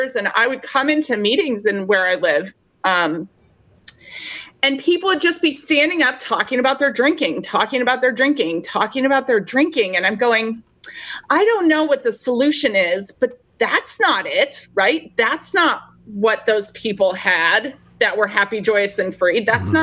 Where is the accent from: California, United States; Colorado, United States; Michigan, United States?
Colorado, United States; Denver; I am originally from Denver, Colorado